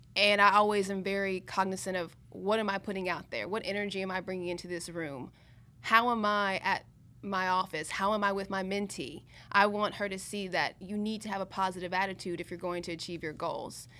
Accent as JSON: {"language": "English", "town": "Columbia", "region": "South Carolina", "country": "United States", "tie": "born or raised there", "also_born_or_lived": "Pennsylvania", "moved": "as an adult", "lives_now": "Miami, United States", "said": "I went to Penn State, but I grew up in Columbia, South Carolina"}